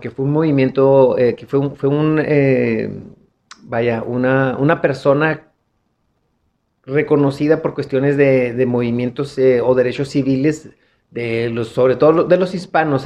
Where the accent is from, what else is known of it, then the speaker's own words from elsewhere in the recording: Mexico; nosotros mismos como mexas